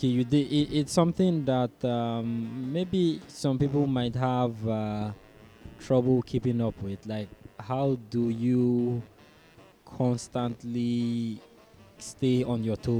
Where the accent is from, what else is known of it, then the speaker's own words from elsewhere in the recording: Nigeria; moved away; someone asks me, oh, where are you from? And I say Nigeria